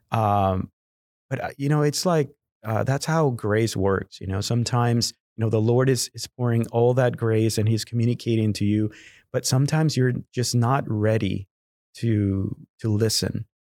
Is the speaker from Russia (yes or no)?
no; Guadalajara, Jalisco, Mexico; first language Spanish; English is a second language; moved away as an adult; now in Houston, United States; I was born and raised in Guadalajara, Mexico